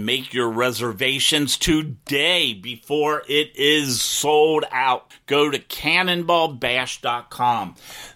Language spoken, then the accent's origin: English; Southern Ohio, United States; I was raised in South Ohio